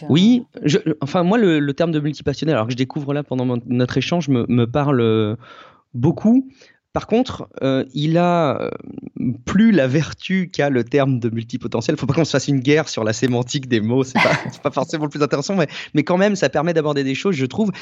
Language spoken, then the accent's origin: French; Charente, around Angoulême, Nouvelle-Aquitaine, France; j'ai, j'ai grandi, euh, en Charente, dans un petit, un petit coin un peu paumé autour d'Angoulême